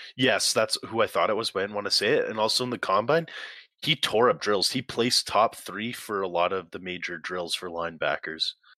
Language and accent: English; Calgary, Alberta, Canada; I'm from Calgary